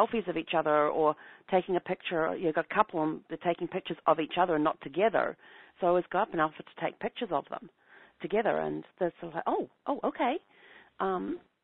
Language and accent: English; New Zealand; moved away; growing up in New Zealand